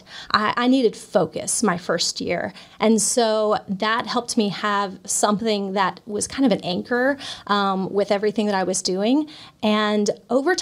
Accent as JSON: {"language": "English", "town": "Hendersonville", "region": "Tennessee", "country": "United States", "tie": "born or raised there", "said": "I grew up here in Hendersonville"}